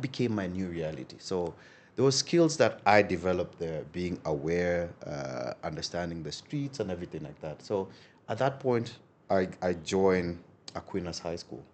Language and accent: English; Nairobi, Kenya; that's where I grew up predominantly